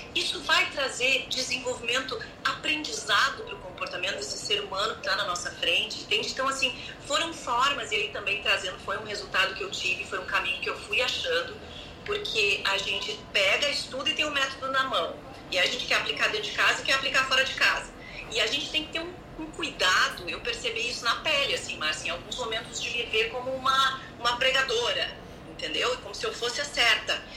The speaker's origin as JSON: {"language": "Portuguese", "region": "Rio Grande do Sul", "country": "Brazil", "tie": "born or raised there", "also_born_or_lived": "Canoas", "said": "moro no Sul, sou do Rio Grande do Sul, nasci daqui e tenho uma família aqui em Canoas"}